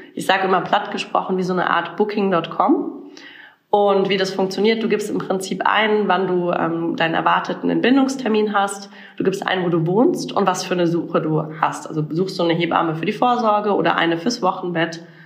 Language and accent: German; Karlsruhe, Baden-Württemberg, Germany; moved away as an adult; also born or lived in Mannheim / Berlin; ich bin tatsächlich in Karlsruhe aufgewachsen, in schönen Süddeutschland